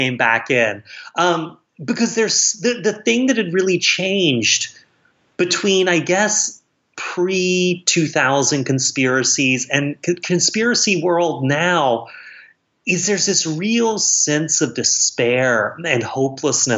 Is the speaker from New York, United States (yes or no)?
no; South Carolina, United States; moved away; my hometown where it's set in South Carolina